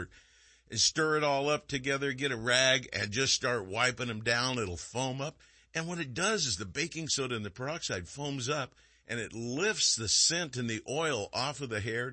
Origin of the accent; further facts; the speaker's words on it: Texarkana, Texas, United States; now in Vacaville, United States; I was born in Texarkana